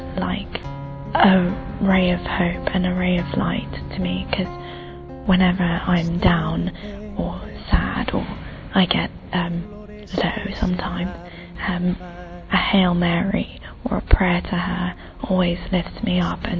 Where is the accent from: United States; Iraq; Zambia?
Iraq; I'm originally from Iraq. I'm 21.